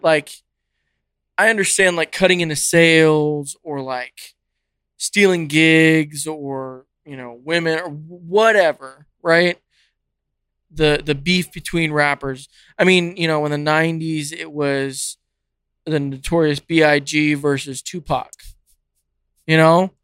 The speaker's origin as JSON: {"language": "English", "region": "California", "country": "United States", "tie": "born or raised there", "moved": "yes", "said": "I grew up in California"}